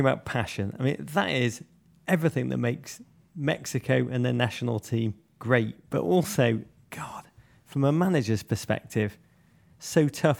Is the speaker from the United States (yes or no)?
no; England, United Kingdom; I say that as an Englishman